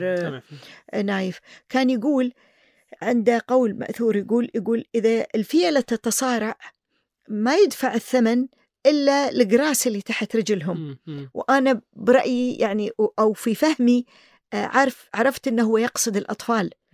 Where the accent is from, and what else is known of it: Kuwait